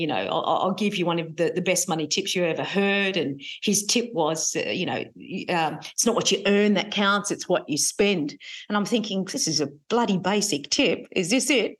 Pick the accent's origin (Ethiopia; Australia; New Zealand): Australia; Gold Coast, Queensland; moved away as an adult; now in Sydney, Australia; I grew up on the Gold Coast